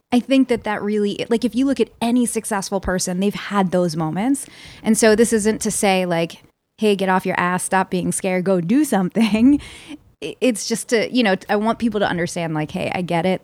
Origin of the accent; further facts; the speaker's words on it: Philadelphia, Pennsylvania, United States; I'm from Philly